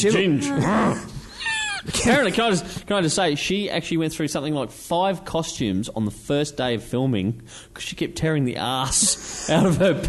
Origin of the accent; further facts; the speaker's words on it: Australia; We're proudly Australian.